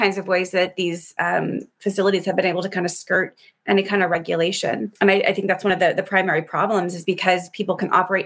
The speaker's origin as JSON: {"language": "English", "country": "United States", "said": "as an American"}